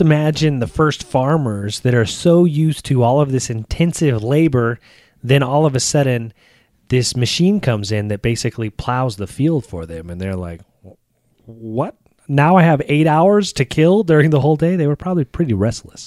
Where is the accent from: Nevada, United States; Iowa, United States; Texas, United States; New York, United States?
Texas, United States; I grew up in Texas